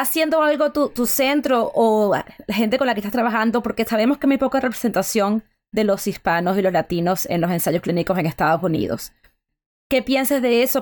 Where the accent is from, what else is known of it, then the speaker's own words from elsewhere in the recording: Venezuela; yo soy venezolana